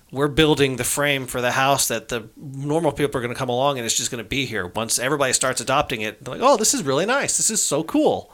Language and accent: English; United States; I'm an American citizen